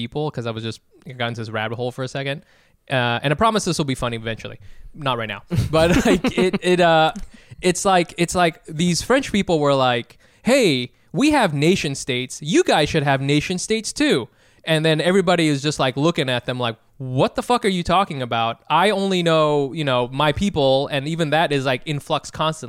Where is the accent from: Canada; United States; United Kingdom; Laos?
Laos; how do I explain where I'm from? Because I'm from Laos. People don't know where Laos is.